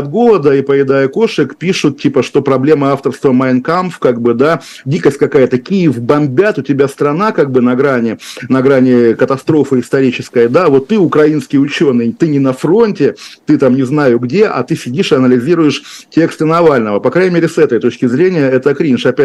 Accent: Saint Petersburg, Russia; я путаю, я тот еще петербуржец, здание Сената

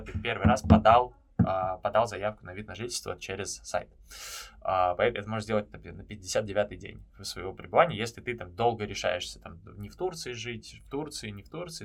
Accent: Moscow, Russia; moved away as an adult; also born or lived in Antalya; now in Istanbul, Turkey; я сам из Москвы

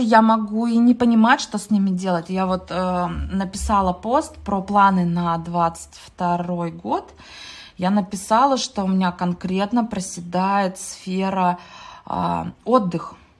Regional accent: Mezhdurechensk, Kemerovo Oblast, Russia; also born or lived in Ukraine; в первом классе я захотела стать отличницей, а я приехала с Украины в Междуреченск, ну это Кузбасс

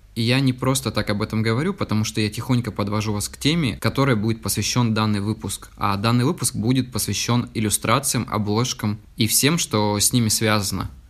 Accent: Yakutsk, Sakha Republic, Russia; из города Якутска. Это мой родной город

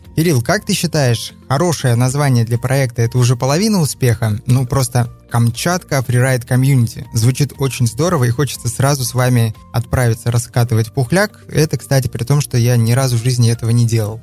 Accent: Chukotka Autonomous Okrug, Russia; moved away; also born or lived in Ufa, Bashkortostan; Я родился в Башкирии, в городе Уфа, но вырос на Чукотке

